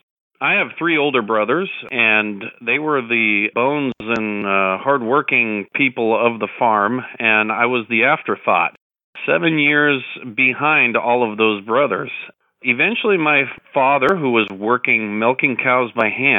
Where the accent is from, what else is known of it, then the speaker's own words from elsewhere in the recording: Modesto, California, United States; I am in Modesto, California. I'm living here since 1982